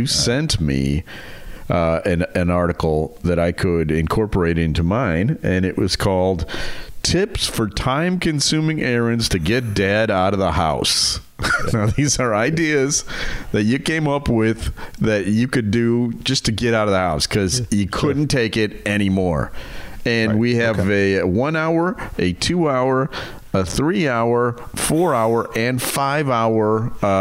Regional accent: Mount Prospect, Illinois, United States; a store right here in my hometown

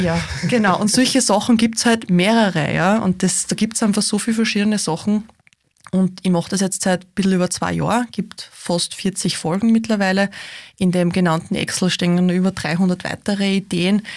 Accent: Austria; wie lässig Österreich ist, wie lässig unsere Heimat ist

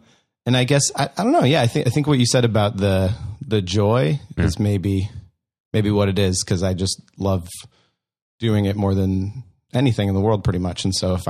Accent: Iowa, United States; I am from Iowa.

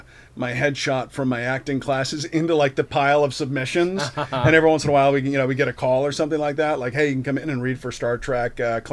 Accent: Milwaukee, Wisconsin, United States; I'm from Milwaukee.

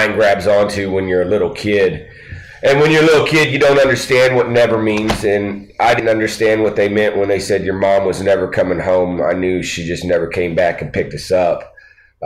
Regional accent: Poplar Bluff, Missouri, United States; also born or lived in Lawton, Oklahoma; we moved from Lawton, Oklahoma to Poplar Bluff, Missouri, and really that's where I grew up

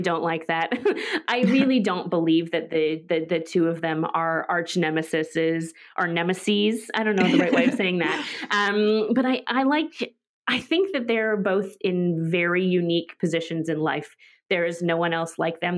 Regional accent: Vancouver, British Columbia, Canada; I'm from Vancouver

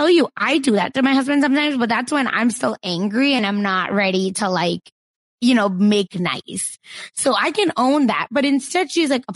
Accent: Broken Arrow, Oklahoma, United States; I'm from Broken Arrow, Oklahoma

